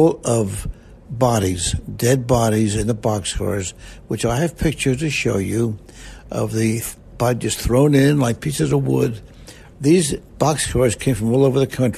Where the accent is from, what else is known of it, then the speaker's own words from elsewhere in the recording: Winfield, United States; I was born in Winfield